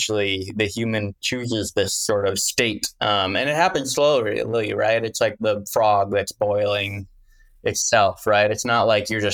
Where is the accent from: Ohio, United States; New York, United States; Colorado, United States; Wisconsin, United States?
Wisconsin, United States; I'm from the Midwest. I'm from Wisconsin